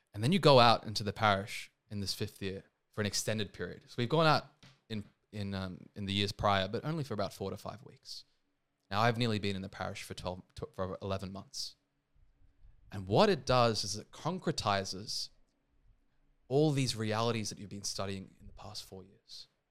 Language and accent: English; Sydney, New South Wales, Australia; also born or lived in India; I'm also Indian, I'm born there, but obviously I've grown up here